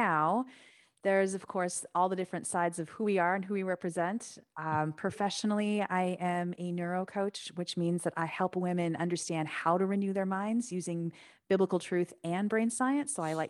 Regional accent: Santa Clarita, California, United States; Yeah, I grew up in Los Angeles. So I grew up about an hour north of the city in Santa Clarita, back when it was nothing.

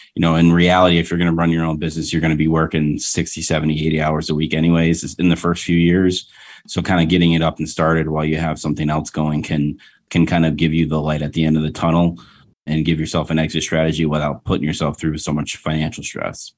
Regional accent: Rochester, United States; moved away; my hometown in Rochester

